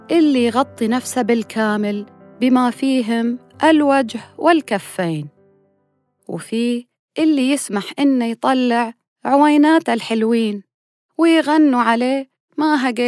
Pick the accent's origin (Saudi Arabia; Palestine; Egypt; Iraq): Saudi Arabia; يعني إحنا كسعوديين بمختلف مناطقنا ومذاهبنا